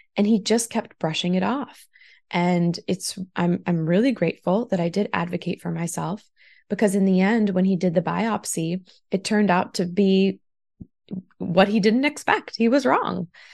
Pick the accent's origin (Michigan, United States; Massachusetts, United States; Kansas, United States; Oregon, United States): Massachusetts, United States; Taunton; I grew up in Taunton primarily